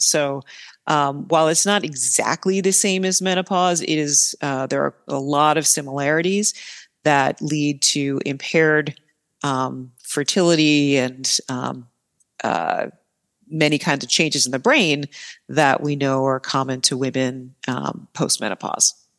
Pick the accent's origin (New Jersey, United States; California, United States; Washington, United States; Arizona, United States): New Jersey, United States; northern; moved away as an adult; also born or lived in Pennsylvania / Baltimore, Maryland / Boston, Massachusetts; now in Milwaukee, United States; I'm originally from New Jersey, northern New Jersey, outside of New York City